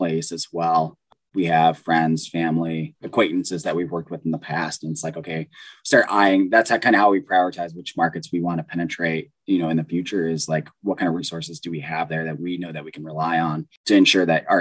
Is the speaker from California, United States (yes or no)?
yes; Southern California, United States; moved away as an adult; also born or lived in Midwest; I grew up in Southern California to a really poor family on welfare